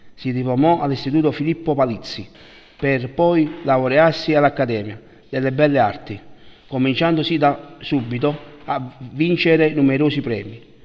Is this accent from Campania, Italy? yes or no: yes; Naples, Campania, Italy; Io infatti sono nato a Scampia